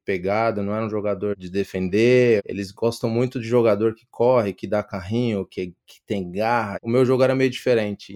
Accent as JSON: {"language": "Portuguese", "country": "Brazil", "tie": "born or raised there", "moved": "yes", "lives_now": "Australia", "said": "eu nasci lá, eu cresci lá o meu coração é brasileiro"}